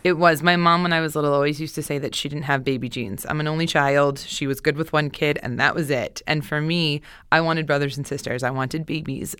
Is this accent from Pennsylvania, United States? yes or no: yes; Pennsylvania, United States; also born or lived in Boston; now in Los Angeles, United States; Originally from Pennsylvania.